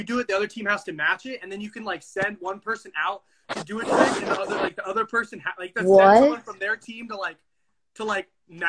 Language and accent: English; Dallas, Texas, United States; born there; I was born in Dallas, so I remember how it was with football there.